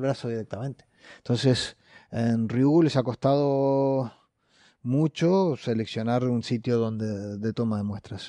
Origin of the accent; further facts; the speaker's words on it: Uruguay; moved away; Como decimos en Uruguay